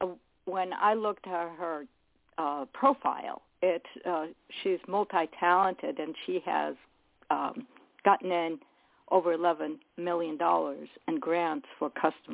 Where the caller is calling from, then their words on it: New Jersey, United States; calling from New Jersey.